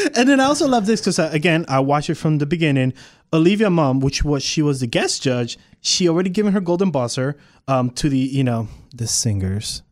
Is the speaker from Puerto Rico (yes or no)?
yes; Puerto Rico; now in Texas, United States; not from Texas. I'm from Puerto Rico.